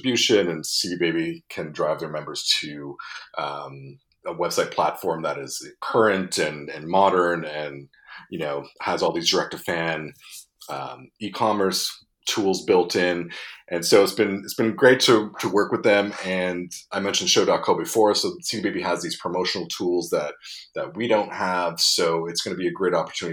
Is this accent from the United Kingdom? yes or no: no; Montreal, Quebec, Canada; my hometown of Montreal